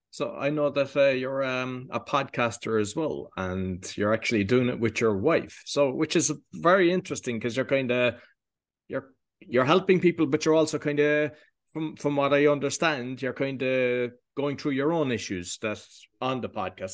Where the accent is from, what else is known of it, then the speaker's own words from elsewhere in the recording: Cork, Munster, Ireland; moved away; I'm from Cork